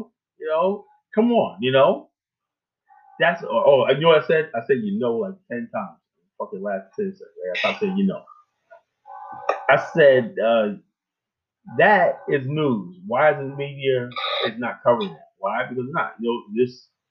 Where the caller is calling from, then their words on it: Kenya; hey, you know, I'm calling from Kenya, Tariq.